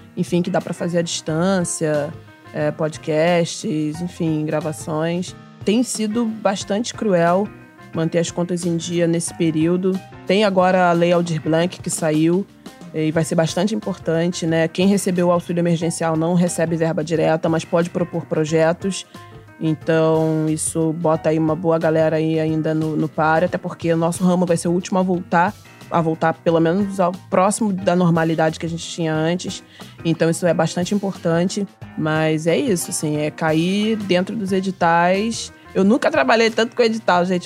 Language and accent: Portuguese; Mesquita, Rio de Janeiro, Brazil; sou da Baixada Fluminense, sou cria da B X D, do município de Mesquita.